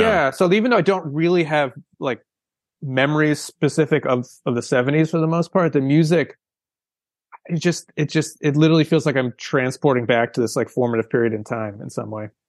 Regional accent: outside of Boston, Massachusetts, United States; I grew up outside of Boston

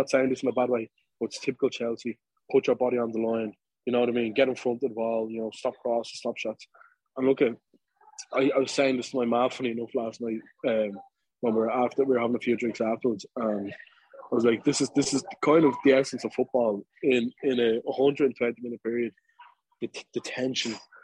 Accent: Dublin, Leinster, Ireland; me and Dave, two Dubliners, like, you know, we're Irish, not from England

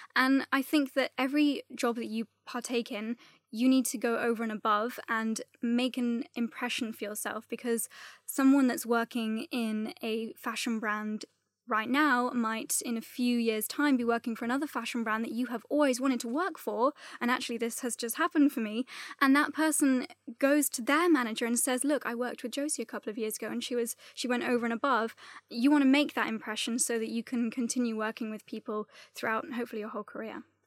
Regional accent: Gloucester, South West England, United Kingdom; now in London, United Kingdom; I grew up in a town called Gloucester

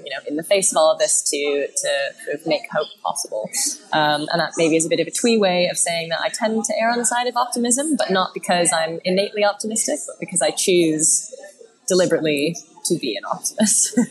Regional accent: Canada; as a Canadian

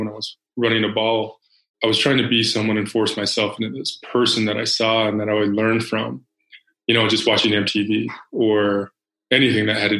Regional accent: Salt Lake City, Utah, United States; also born or lived in Phoenix, Arizona; predominantly white in Salt Lake City, Utah. I was born in Phoenix

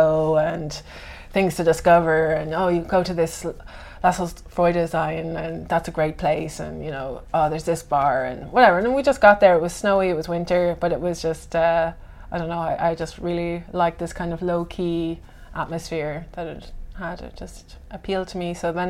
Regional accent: Ireland; moved away as an adult; also born or lived in Berlin, Germany; now in Helsinki, Finland; So yes, I'm originally from Ireland. I've been living in Finland for the last 5 years. I left Ireland when I was 22 and moved to Berlin. So I was there before here. I first came here to do my master's in 2009

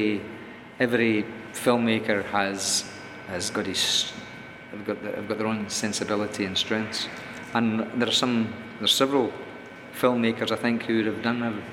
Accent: Scotland, United Kingdom; I'm Scottish

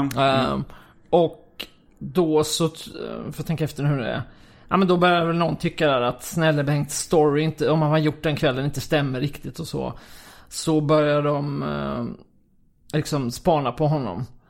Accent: Kristianstad, Skåne, Sweden; Jag är uppvuxen i Kristianstad

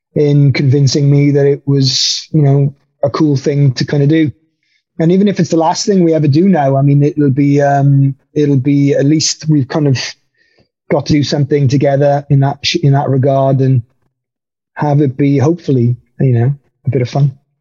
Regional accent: Wales, United Kingdom; moved away as an adult; also born or lived in the Valleys, Wales; now in Germany; I'm now a full fledged uh, German as well as a Welshman

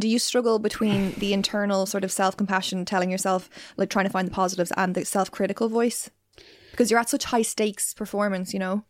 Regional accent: Ireland; being Irish

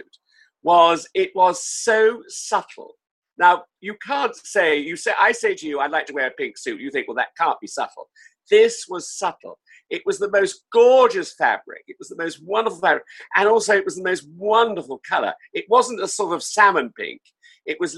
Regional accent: Salisbury, South West England, United Kingdom; when I was younger, I was brought up in Salisbury in Wiltshire

